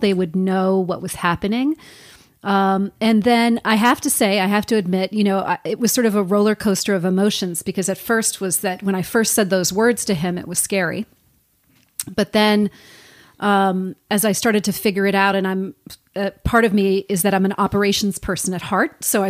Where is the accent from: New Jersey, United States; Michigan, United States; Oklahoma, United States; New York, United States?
New Jersey, United States; Fort Lee; I'm from around here. I grew up in northern New Jersey in the Fort Lee, Cliffside Park area.